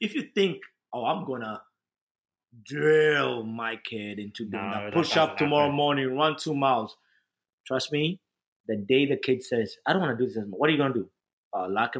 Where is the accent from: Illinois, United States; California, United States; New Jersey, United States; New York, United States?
New Jersey, United States; I was American, quote unquote, because I came from New Jersey.